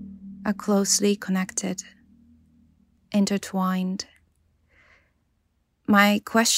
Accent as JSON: {"language": "English", "country": "Japan", "first_language": "Japanese", "second_language": "English", "said": "I'm from Japan. As a Japanese native speaker and an English learner"}